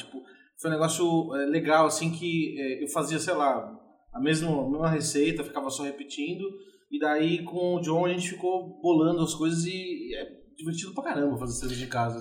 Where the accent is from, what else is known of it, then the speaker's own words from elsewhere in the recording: São Paulo, Brazil; eu nasci em São Paulo e em 1981